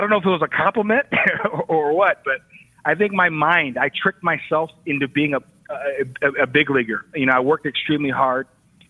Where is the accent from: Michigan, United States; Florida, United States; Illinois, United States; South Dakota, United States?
Illinois, United States; Chicago; being a kid growing up in Chicago, watching all those Bulls teams, I really wanted to be a basketball player.